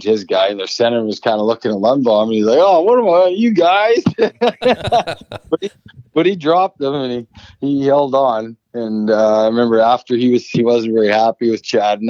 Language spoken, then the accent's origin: English; Saskatchewan, Canada; moved away as an adult; also born or lived in Lincoln, Nebraska; growing up in Saskatchewan